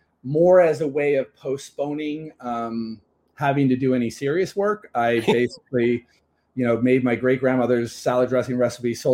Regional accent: New York, United States; moved away as an adult; also born or lived in Texas / Japan / Tokyo / California; now in London, United Kingdom; I'm basically a New Yorker, and I'm born and raised in New York, but have lived around quite a bit

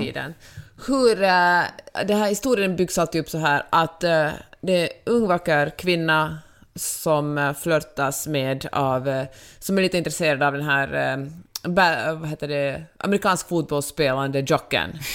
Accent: Finland; now in Los Angeles, United States; jag är så mycket finländare

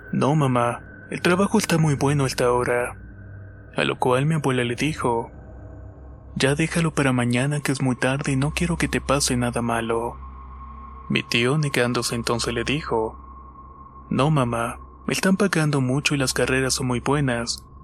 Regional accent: Bogotá, Colombia; Soy de Bogotá, Colombia, y esto le sucedió a mi tío hace más de 10 años atrás.

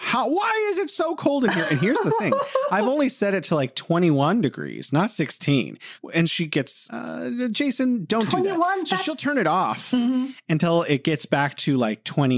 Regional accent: United States; my wife is Chinese and I'm American.

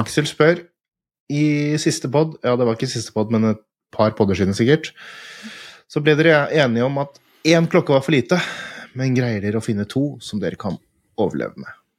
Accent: Fredrikstad, Østfold, Norway; jeg er fra Fredrikstad

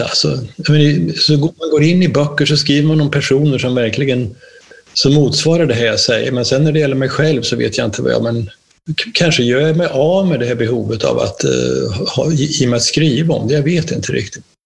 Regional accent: Närke, Örebro County, Sweden

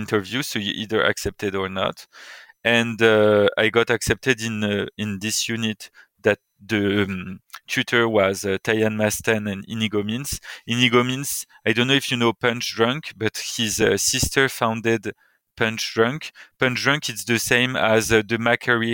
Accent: Paris, Île-de-France, France; moved away as an adult; also born or lived in United Kingdom / United States / Buenos Aires / Australia; I was born in Paris, and I left Paris a decade ago when I moved to the UK to study.

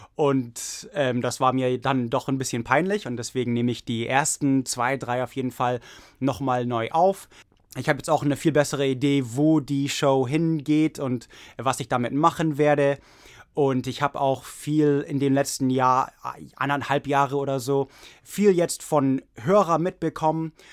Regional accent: Oregon, United States; German is a second language; moved away as an adult; also born or lived in Prague, Czech Republic; now in Santa Clara, United States; ich komme aus Oregon, USA

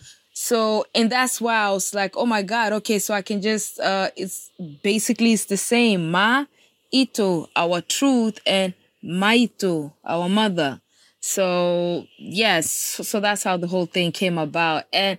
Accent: Norway; first language Kikuyu; English is a second language; also born or lived in Kenya; I was born in Kenya, raised in Norway as a political refugee with my family.

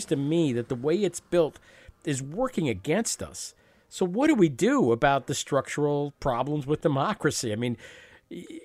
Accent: New York area, United States; I grew up in the New York area

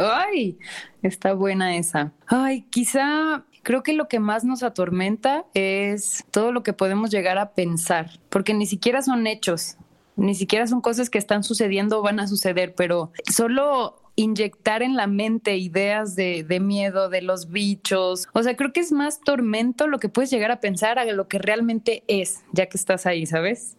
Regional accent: Guadalajara, Jalisco, Mexico; moved away; also born or lived in Mexico City; Yo soy de Guadalajara.

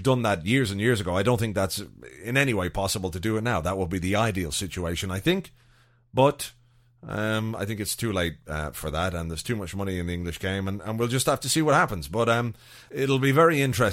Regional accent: Ireland; as an Irish person

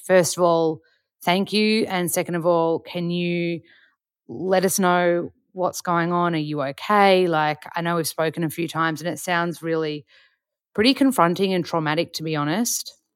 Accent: Australia; we're both white, we're Australian

